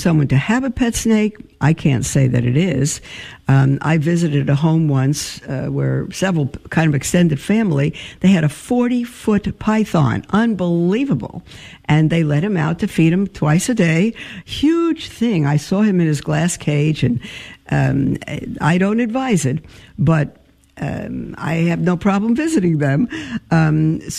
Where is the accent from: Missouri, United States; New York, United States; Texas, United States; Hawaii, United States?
New York, United States; I'm a New Yorker.